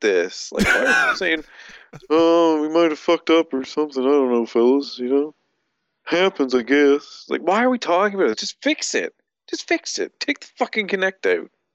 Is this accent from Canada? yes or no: yes; Canada